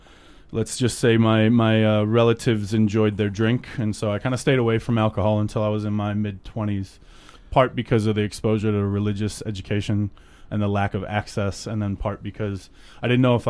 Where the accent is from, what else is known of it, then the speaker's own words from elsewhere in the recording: Cleveland, Ohio, United States; I grew up in Cleveland. I went to college in Alabama.